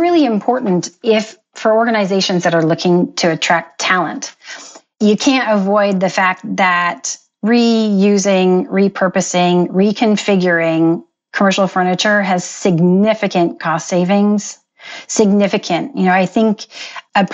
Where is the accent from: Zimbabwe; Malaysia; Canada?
Canada; I was born and raised in Canada.